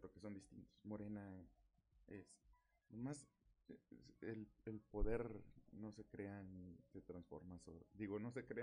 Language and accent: Spanish; Mexico; no podemos como mexicanos pues, estar pensando que la solución a nuestros problemas está en una sola persona